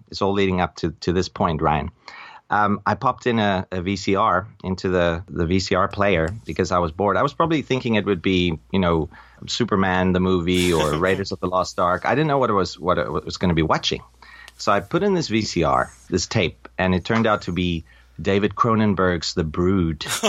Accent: South Africa; now in Taipei, Taiwan; I'm from South Africa. I was born a South African, and I'm an expat now living in Taipei

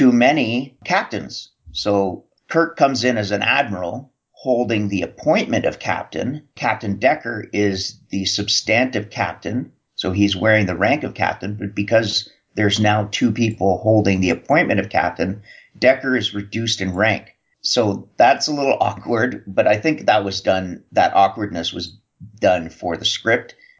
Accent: Canada; Being Canadian

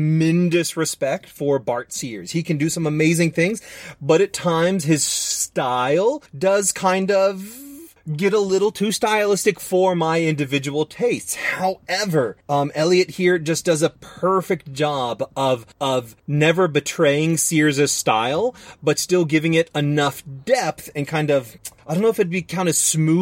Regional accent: the South, United States; I am from the South

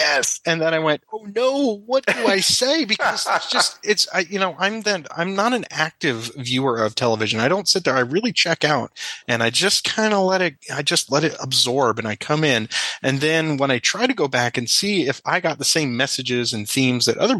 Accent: South Florida, United States; I grew up in South Florida

